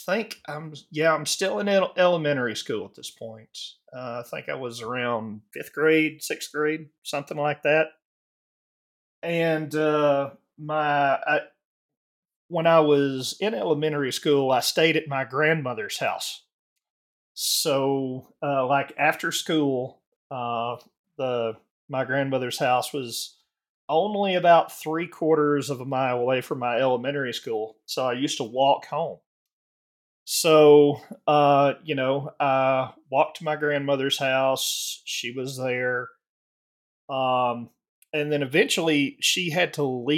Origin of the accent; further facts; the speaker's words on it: the South, United States; growing up in the South